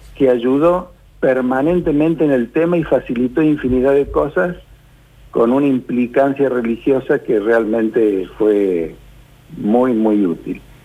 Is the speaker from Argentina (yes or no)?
yes; Argentina; somos nosotros los argentinos